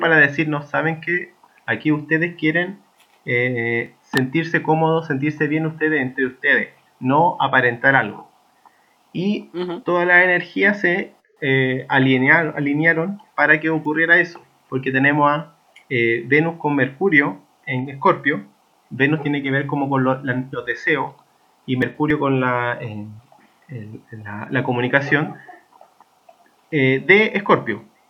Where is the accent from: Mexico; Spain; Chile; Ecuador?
Chile; nosotros como chilenos